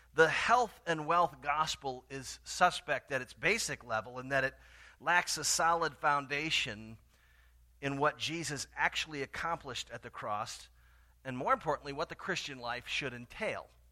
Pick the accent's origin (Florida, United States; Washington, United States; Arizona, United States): Florida, United States; Tallahassee; moved away; my hometown of Tallahassee, Florida